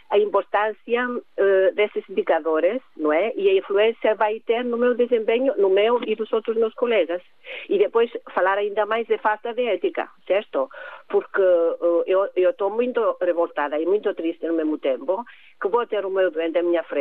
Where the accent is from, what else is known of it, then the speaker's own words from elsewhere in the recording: Cyprus; Portuguese is a second language; now in Gondomar, Portugal; Eu sou do Chipre.